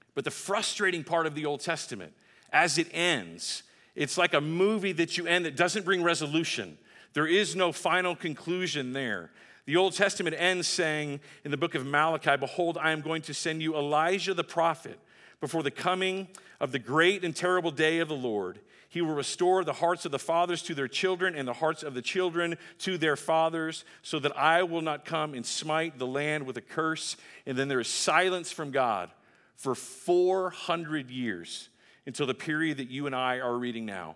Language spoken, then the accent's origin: English; Texas, United States; my home state of Texas